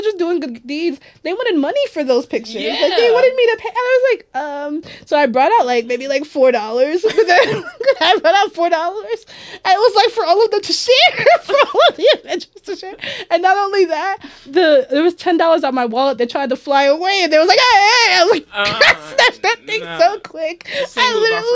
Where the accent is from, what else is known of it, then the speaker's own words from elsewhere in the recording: Woodlawn, Maryland, United States; also born or lived in Baltimore; I live in Baltimore my whole life. I like to say I'm from the city. I'm from Baltimore.